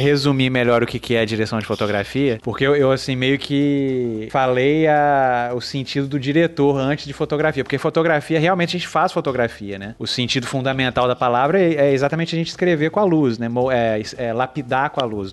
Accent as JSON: {"language": "Portuguese", "town": "Belo Horizonte", "region": "Minas Gerais", "country": "Brazil", "also_born_or_lived": "Vitória, Espírito Santo / São Paulo / Angola / New York", "moved": "as an adult", "said": "eu sou de Minas. Eu sou de BH"}